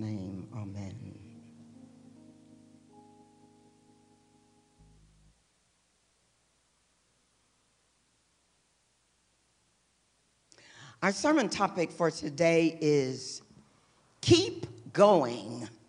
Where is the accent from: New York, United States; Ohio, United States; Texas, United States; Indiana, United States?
Texas, United States; moved away as an adult; now in California, United States; I was born and raised in Texas. I've spent 40 years in Texas, and I spent 35 years now in California